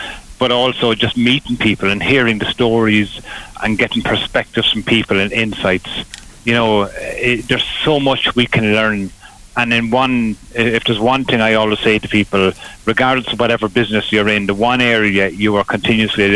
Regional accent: Graiguenamanagh, County Kilkenny, Ireland; now in Borris, Ireland; I was born in Kilkenny, and I grew up on a farm just outside Greig Na Mana in Coolow on the Enniskillen Road

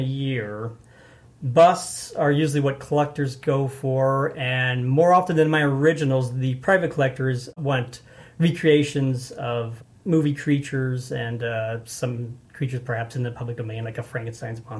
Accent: Alton, Illinois, United States; moved away; also born or lived in Farmington, Missouri; I was born in Alton, Illinois

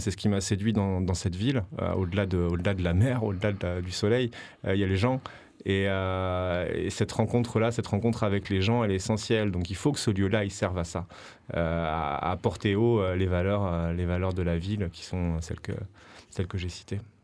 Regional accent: Paris, Île-de-France, France; now in Marseille, France; je suis parisien d'origine

